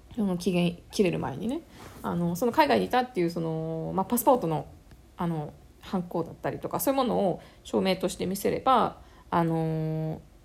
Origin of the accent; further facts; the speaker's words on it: Japan; now in Canada; 日本の自分の母国の市民権